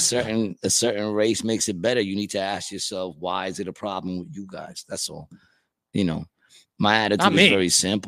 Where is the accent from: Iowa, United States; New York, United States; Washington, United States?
New York, United States; I was from New York